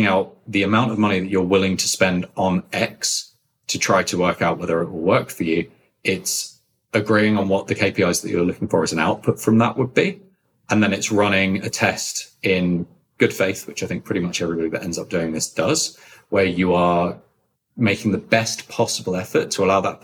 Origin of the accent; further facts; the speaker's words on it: London, United Kingdom; moved away as an adult; now in United States; I come from London, which is why I speak like this.